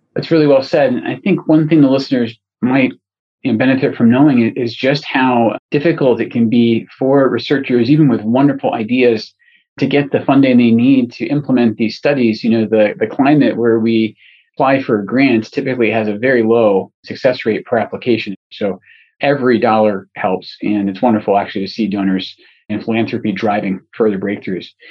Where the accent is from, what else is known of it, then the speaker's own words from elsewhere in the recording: Scotland, United Kingdom; moved away; And I'm originally from Scotland, and so I, I know a tiny bit of Gaelic.